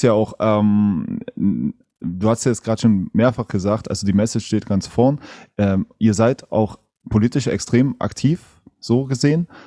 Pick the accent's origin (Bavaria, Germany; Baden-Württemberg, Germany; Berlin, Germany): Berlin, Germany; Ich komme aus der, aus der Großstadt, ich komme aus Berlin.